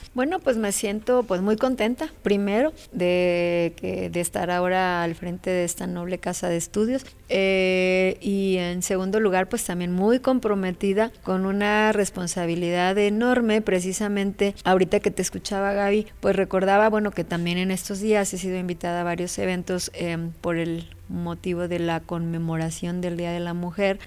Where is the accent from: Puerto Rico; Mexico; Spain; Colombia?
Mexico; como mexicanas